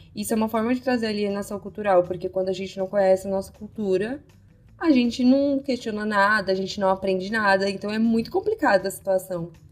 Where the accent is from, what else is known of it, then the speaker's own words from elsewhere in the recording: São Paulo, Brazil; nós duas somos de São Paulo